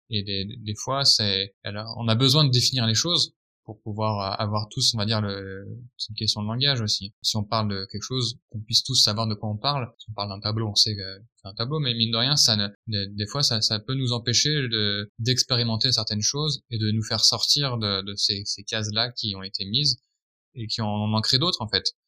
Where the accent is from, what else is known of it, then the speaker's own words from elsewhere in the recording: France; en tant que bon français